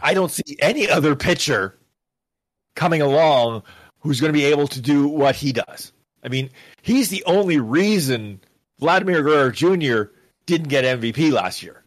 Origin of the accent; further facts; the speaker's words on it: Canada; I was raised to follow puck as a youngster, 'cause I'm Canadian